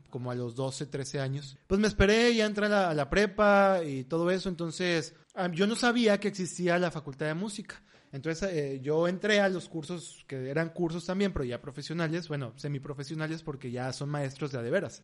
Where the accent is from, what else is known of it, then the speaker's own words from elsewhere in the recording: Monterrey, Nuevo León, Mexico; somos regios